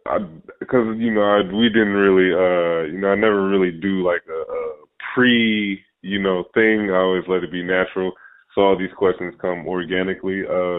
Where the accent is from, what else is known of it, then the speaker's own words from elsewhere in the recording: Cincinnati, Ohio, United States; I was born and raised in Cincinnati.